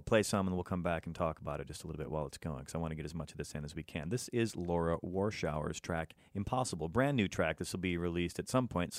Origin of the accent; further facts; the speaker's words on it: East Coast, United States; now in Los Angeles, United States; I'm from the East.